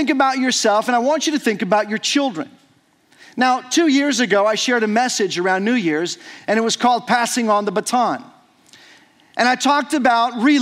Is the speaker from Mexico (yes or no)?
yes; Mexico; moved away as an adult; as a child growing up in Mexico. And so I celebrated about 19 or so Christmases in Mexico